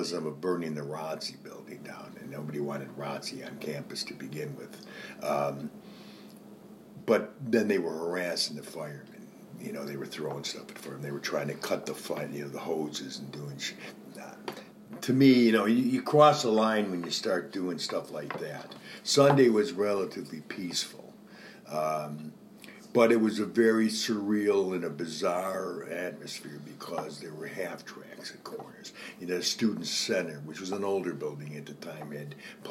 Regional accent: Rochester, United States; moved away as an adult; also born or lived in Kent, Ohio; I'm from Rochester

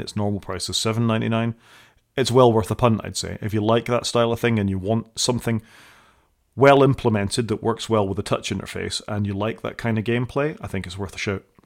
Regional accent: United Kingdom; I'm British

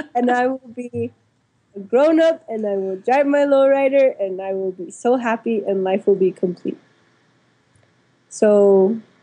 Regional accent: Santa Clara Pueblo, New Mexico, United States; I grew up in Santa Clara Pueblo, which is adjacent to Española, New Mexico.

